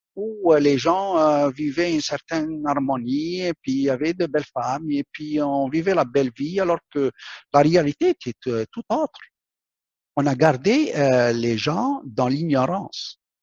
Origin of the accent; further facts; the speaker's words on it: Algeria; moved away; also born or lived in Quebec; mon pays natal, l'Algérie